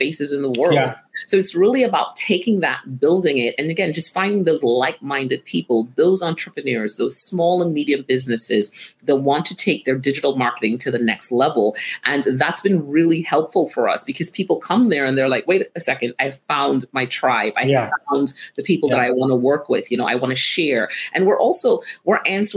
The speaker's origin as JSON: {"language": "English", "country": "Trinidad & Tobago", "tie": "born or raised there", "moved": "as an adult", "lives_now": "United States", "said": "growing up in Trinidad"}